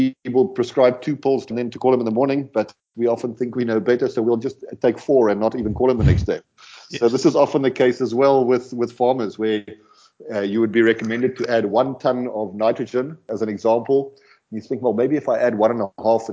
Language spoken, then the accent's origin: English; South Africa; first language Afrikaans; English is a second language; We're South African, Afrikaans